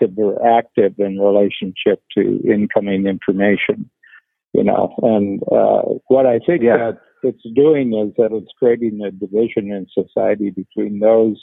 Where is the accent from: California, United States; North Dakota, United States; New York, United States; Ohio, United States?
Ohio, United States; near Cleveland; I grew up near Cleveland